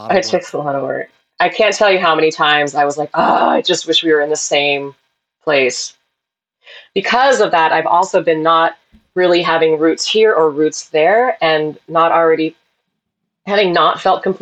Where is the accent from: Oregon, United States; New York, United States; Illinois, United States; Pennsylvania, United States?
Oregon, United States; Portland; also born or lived in Salem, United States; I, I exactly 100% grew up in Portland.